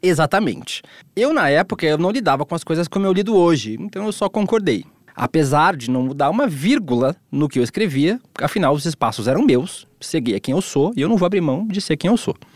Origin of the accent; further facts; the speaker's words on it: Balneário Camboriú, Santa Catarina, Brazil; Balneário Camboriú, onde eu cresci